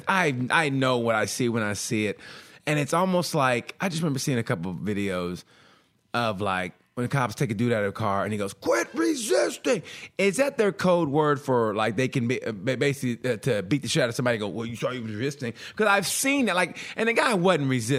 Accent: Oklahoma, United States; moved away; also born or lived in Chicago / Texas / California; I was literally just a wide-eyed country boy so much when I left Oklahoma to go to Chicago

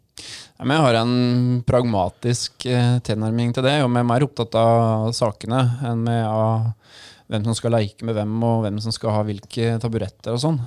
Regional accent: Drangedal, Vestfold og Telemark, Norway; also born or lived in Ås, Akershus / Porsgrunn; ja da, er jeg er ordentlig Drangedal. Ja. Uh, født og oppvokst i et uh, helt uh, vanlig bolighus i skaukanten

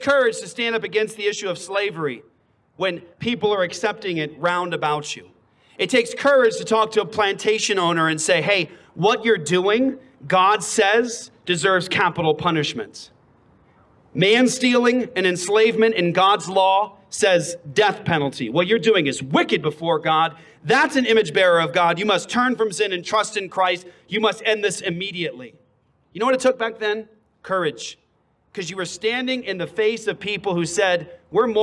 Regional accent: Phoenix, Arizona, United States; I'm from Phoenix. I'm from Arizona

